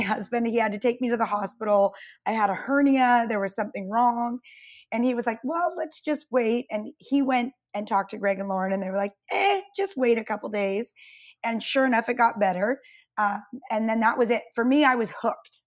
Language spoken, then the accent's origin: English; California, United States; also born or lived in Santa Cruz, California; I grew up in Lake Tahoe until I was a sophomore